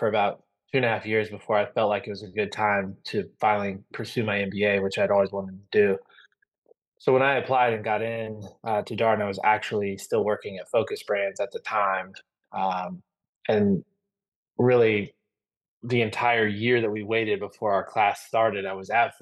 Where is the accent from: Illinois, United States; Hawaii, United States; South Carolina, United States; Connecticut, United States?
Illinois, United States; moved away as an adult; also born or lived in St. Louis, Missouri / Louisiana / Stockholm, Sweden; now in Atlanta, United States; I'm originally from the St. Louis, Illinois area. Grew up in the cornfields of Illinois, but graduated high school in St. Louis